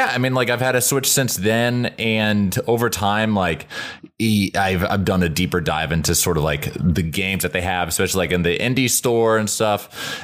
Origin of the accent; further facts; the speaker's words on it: Columbus, Ohio, United States; now in Los Angeles, United States; I'm from Ohio originally.